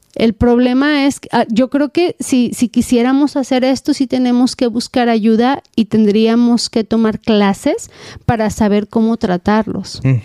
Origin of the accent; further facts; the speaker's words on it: Mexico; also born or lived in Southern California, United States; now in United States; soy mexicana